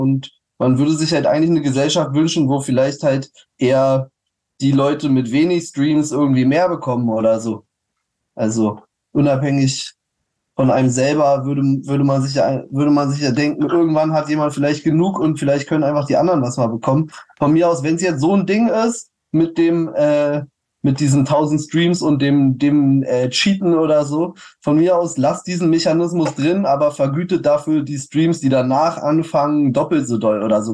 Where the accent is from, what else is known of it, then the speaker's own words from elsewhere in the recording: Berlin, Germany; auch als Berliner